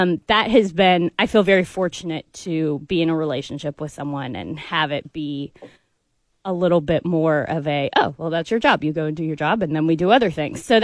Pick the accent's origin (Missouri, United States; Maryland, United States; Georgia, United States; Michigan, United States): Missouri, United States; Columbia; moved away as an adult; now in Atlanta, United States; I grew up in Columbia too